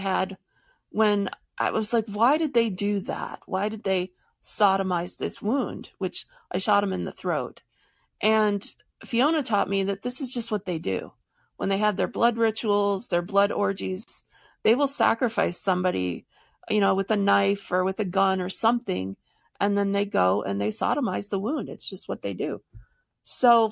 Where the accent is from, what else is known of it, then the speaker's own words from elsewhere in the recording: Michigan, United States; I grew up in Michigan